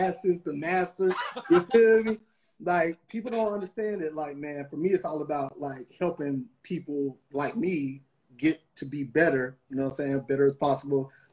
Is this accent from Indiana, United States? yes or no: no; Atlanta, Georgia, United States; also born or lived in Kentucky / Savannah; Born in Kentucky, raised in Atlanta